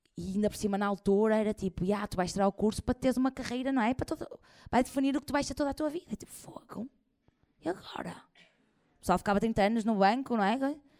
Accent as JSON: {"language": "Portuguese", "town": "Porto", "region": "Norte", "country": "Portugal", "said": "eu como sou do Porto"}